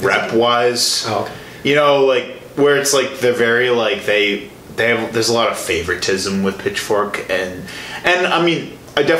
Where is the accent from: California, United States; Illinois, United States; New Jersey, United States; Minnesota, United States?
Illinois, United States; Chicago; being from Chicago